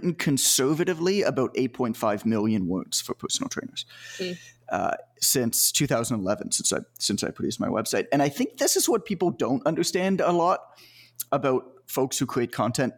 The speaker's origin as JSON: {"language": "English", "country": "Canada", "said": "I'm from Canada, so I played hockey, obviously, because that's what we do."}